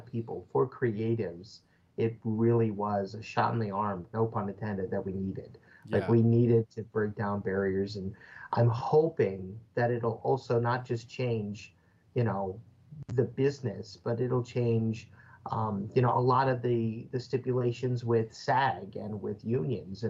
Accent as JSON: {"language": "English", "town": "Oswego", "region": "Illinois", "country": "United States", "tie": "born or raised there", "moved": "yes", "lives_now": "Quad Cities, United States", "said": "I had to move from my hometown of Oswego, Illinois, over the Mississippi River"}